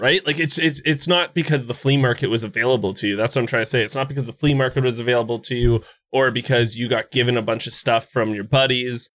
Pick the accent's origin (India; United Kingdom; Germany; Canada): Canada; I'm Canadian